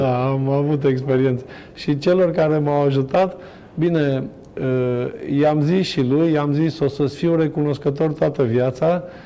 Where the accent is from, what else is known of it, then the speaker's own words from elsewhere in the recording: Hunedoara, Hunedoara County, Romania; also born or lived in Germany; eu stau tot la Hunedoara sunt prieten cu foarte mulți încă din copilărie. Sunt colegi de-ai mei care, nu știu, am fost cu ei